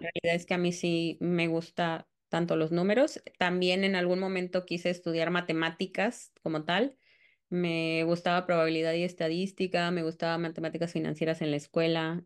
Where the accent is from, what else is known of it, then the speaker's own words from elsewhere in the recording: Cancún, Quintana Roo, Mexico; also born or lived in Tamaulipas; Yo soy de Cancún y no estoy como muy, muy segura. Bueno, más bien llevo 30 años en Cancún, entonces pues soy prácticamente de Cancún